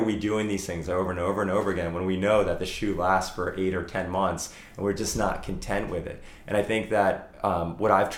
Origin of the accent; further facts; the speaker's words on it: Morristown, New Jersey, United States; moved away; we have a property in South Jersey, in my hometown in Morristown